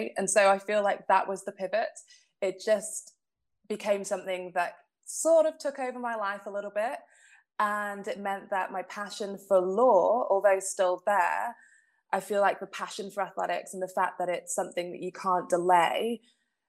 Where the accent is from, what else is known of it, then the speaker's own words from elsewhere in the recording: Manchester, North West England, United Kingdom; I am a Mancunian. I was born and bred in Manchester